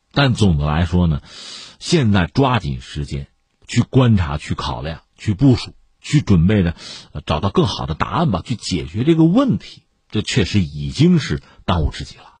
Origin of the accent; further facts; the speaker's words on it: China; 对我们中国人来讲